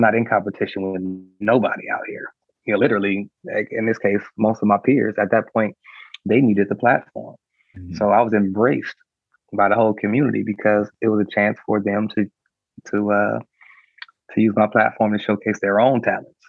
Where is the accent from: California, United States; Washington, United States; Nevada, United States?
California, United States; Compton; I'm um, born and raised in Compton